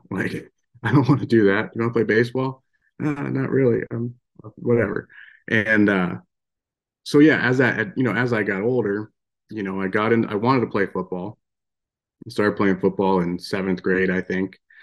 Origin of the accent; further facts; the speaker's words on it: Western Pennsylvania, United States; moved away as an adult; now in Belgrade, Montana, United States; I grew up in Western Pennsylvania